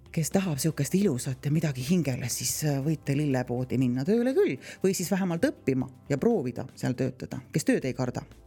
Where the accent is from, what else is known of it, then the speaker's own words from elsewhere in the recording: near Põltsamaa, Jõgeva County, Estonia; ise tegelikult olen sealtkandist pärit, täitsa naaberkülast, kust on Netsaja küla poisid